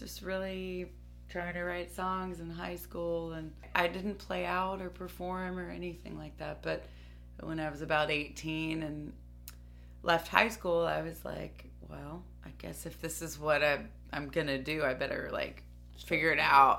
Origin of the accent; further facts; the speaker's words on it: Dayton, Ohio, United States; I'm from Dayton, Ohio